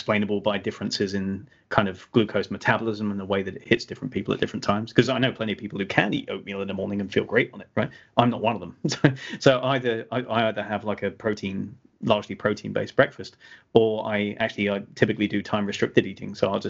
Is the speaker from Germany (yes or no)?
no; England, United Kingdom; I drink tea because I'm English instead of coffee, right?